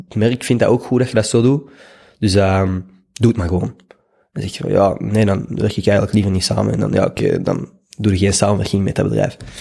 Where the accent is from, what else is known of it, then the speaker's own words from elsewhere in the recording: Schoten, Flanders, Belgium; moved away as an adult; also born or lived in Leuven; now in Brussels, Belgium; Ik ben opgegroeid in Schoten